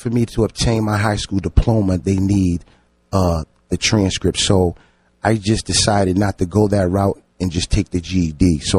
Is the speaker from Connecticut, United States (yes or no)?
yes; New Haven, Connecticut, United States; I grew up in, I was born in Franklin Street Projects, and then from there I just expanded. I just moved, but I literally grew up in Franklin Street Projects.